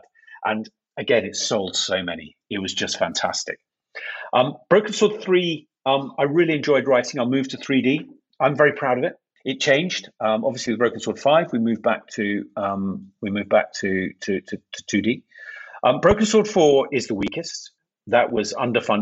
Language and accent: English; York, Yorkshire and the Humber, United Kingdom; I come from the city of York in England